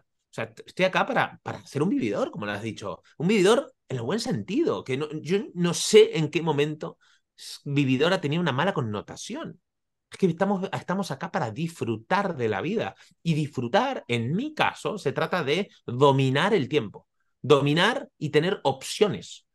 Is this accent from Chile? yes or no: no; Argentina; moved away as an adult; also born or lived in Bali, Indonesia / Costa Rica; now in Barcelona, Spain; soy argentino, hace 20 años que vivo en Barcelona, entre medio he vivido en, en Bali y en Costa Rica.